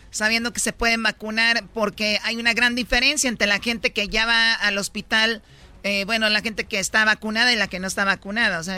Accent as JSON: {"language": "Spanish", "country": "Mexico", "said": "somos los latinos mexicanos los que más nos pegó."}